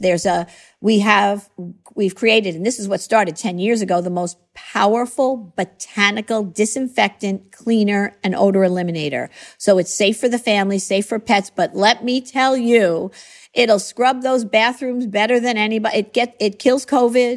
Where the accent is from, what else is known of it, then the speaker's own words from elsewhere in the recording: Long Island, New York, United States; I grew up on Long Island. I raised my family on Long Island